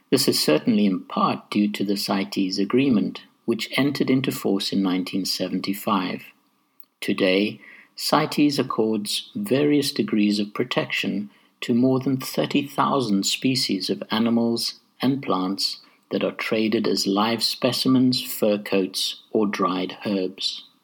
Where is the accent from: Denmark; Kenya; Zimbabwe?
Zimbabwe; the sort of affinity and respect for nature that I experienced growing up in Zimbabwe